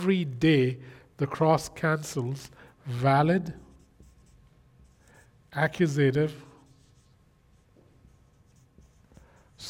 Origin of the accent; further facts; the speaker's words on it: India; I come from India